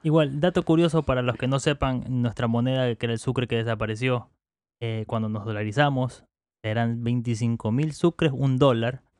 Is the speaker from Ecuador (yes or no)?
yes; Manta, Manabí, Ecuador; las personas que somos acá de Manta